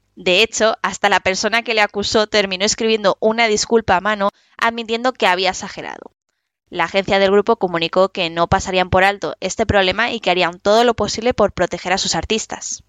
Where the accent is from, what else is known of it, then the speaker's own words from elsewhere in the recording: Madrid, Community of Madrid, Spain; yo soy de Madrid, pero bueno, en España